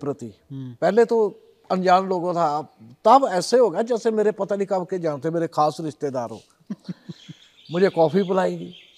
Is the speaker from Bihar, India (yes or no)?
no; Punjab, India; हमारे इधर पंजाबी में